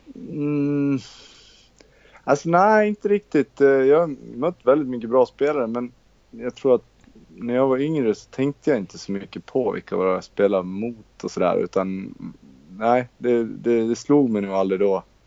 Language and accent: Swedish; Borlänge, Dalarna County, Sweden; moved away as an adult; also born or lived in Netherlands; now in Borås, Sweden; Jag kommer från Borlänge. Born and raised och, eh, sen flyttade jag till Borås, eh, när jag var nitton